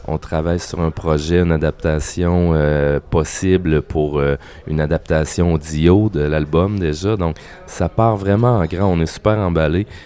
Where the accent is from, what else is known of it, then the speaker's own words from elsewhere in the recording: Quebec, Canada; on n'est pas vraiment juste canadien, on est canadien francophone et québécois